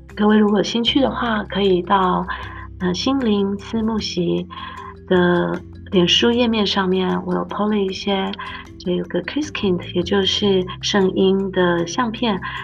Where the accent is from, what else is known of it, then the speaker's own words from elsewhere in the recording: Taipei, Taiwan; moved away as an adult; also born or lived in Austria / United States; now in Nuremberg, Germany; 我是在台北长大，留着高雄写的客家子弟